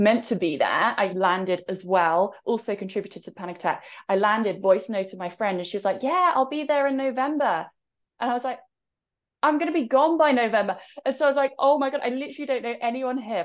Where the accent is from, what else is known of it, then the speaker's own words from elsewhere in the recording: England, United Kingdom; So, I'm in England right now, and that's also where I was born, as you could tell from my accent